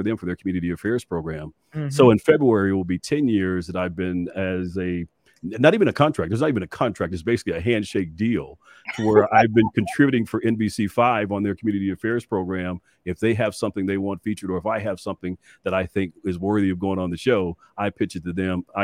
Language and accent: English; Dallas, Texas, United States; as a young kid growing up in West Dallas